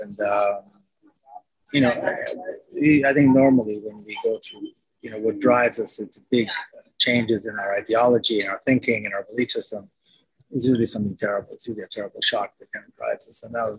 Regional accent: Israel; Well, growing up, there was no Palestine. There was Israel and there were Arabs who lived within Israel.

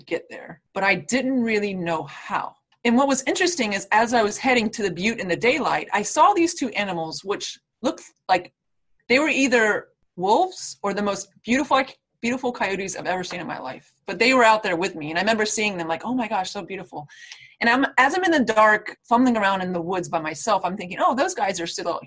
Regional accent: Florida, United States; I'm from Florida

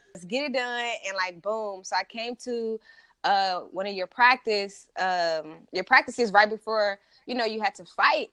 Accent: St. Louis, Missouri, United States; now in California, United States; I'm originally from Saint Louis, Missouri

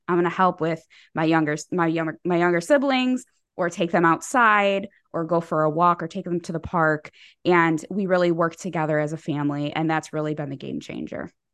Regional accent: Chicago, Illinois, United States; I am from Chicago

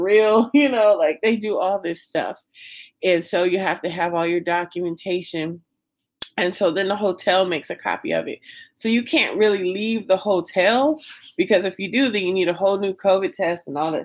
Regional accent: Las Vegas, Nevada, United States; I'm from Vegas

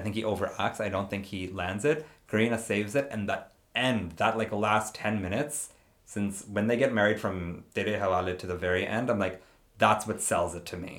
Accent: India; I'm not Sikh, but I'm Indian

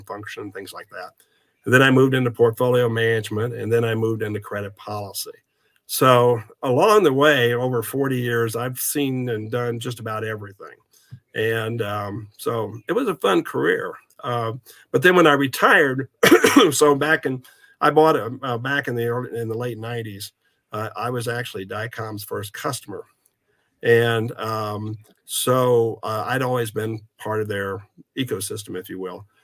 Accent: Southeast Kansas, United States; moved away as an adult; also born or lived in Texas; now in Kansas City, United States; I'm originally from Southeast Kansas, but my family is originally from the Kansas City area, so I wanted to move back to Kansas City

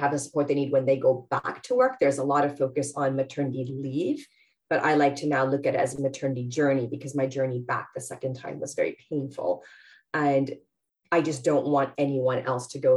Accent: Canada; moved away as an adult; now in London, United Kingdom; I'm Canadian, but yes, I'm based here in Harrow

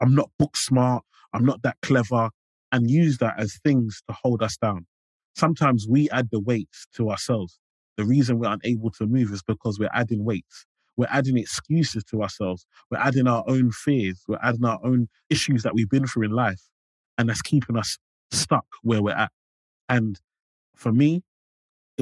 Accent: London, United Kingdom; I grew up in Limehouse.

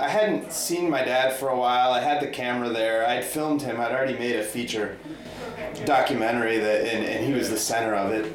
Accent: Boulder, Colorado, United States; I grew up in Boulder, Colorado

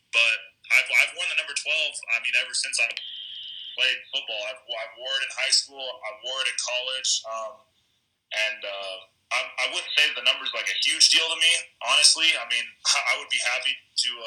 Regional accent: El Paso, Texas, United States; moved away as an adult; also born or lived in Colorado; coming out of high school, I'm from El Paso, Texas

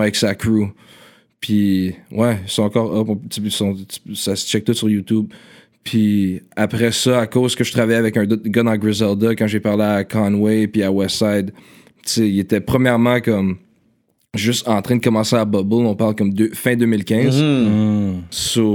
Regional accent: Ottawa, Ontario, Canada; moved away as an adult; now in Montreal, Canada; je suis né à. L'hôpital de Ottawa. C'est ça, ok. Puis c'est ça, je suis né. Euh, je vivais en Ottawa quand j'étais jeune. Je suis venu à Montréal seulement quand j'avais comme 19

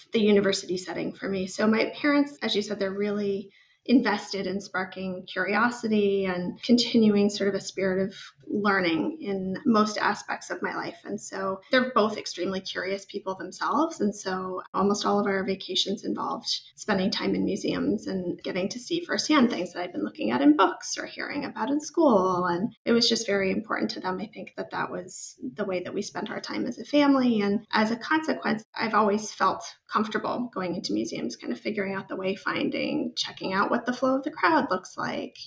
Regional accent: Northern Arizona, United States; moved away; I grew up in Northern Arizona

